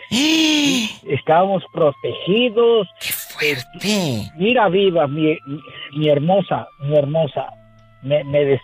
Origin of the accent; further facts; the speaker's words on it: Morelos, Mexico; moved away as an adult; now in Denver, United States; Yo soy de Morelos, no me da pena contar esto.